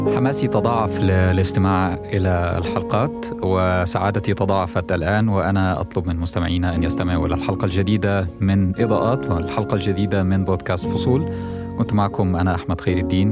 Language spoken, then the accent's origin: Arabic; Egypt; now in United States; وأنا مصري وانتقلنا للحياة والعمل هنا